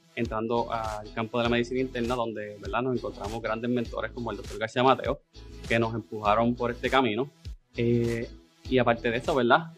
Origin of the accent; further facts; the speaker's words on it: Adjuntas, Puerto Rico; a mi pueblito de adjuntas